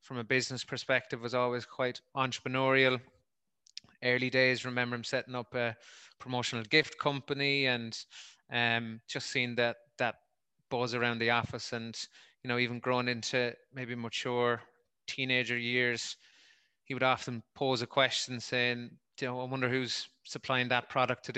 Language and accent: English; Wexford, Leinster, Ireland; accent: Wexford twang; moved away as an adult; also born or lived in Dublin; now in Limerick, Ireland; Grew up in Wexford, moved to Limerick for college and stayed here for a few years, then did 5-6 years in Dublin.